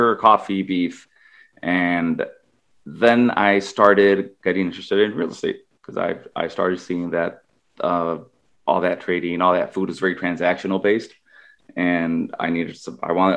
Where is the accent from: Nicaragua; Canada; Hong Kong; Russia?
Nicaragua; moved away as an adult; now in United States; I grew up in Nicaragua most of my life, at least high school and middle school and all